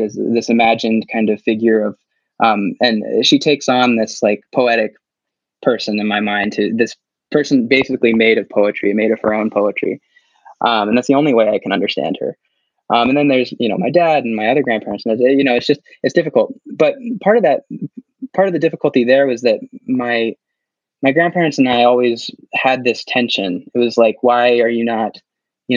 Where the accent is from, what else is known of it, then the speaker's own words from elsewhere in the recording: United States; my growing up in the United States